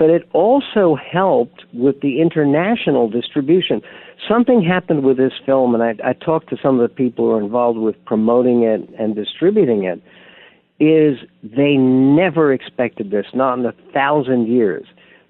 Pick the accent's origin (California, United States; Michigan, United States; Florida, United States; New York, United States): California, United States; San Diego; the fact that I grew up in San Diego.